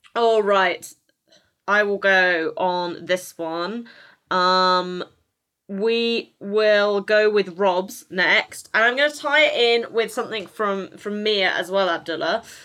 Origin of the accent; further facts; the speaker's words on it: United Kingdom; as a British person